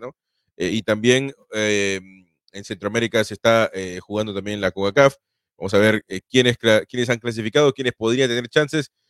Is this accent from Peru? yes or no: yes; Peru; yo soy sudamericano, soy peruano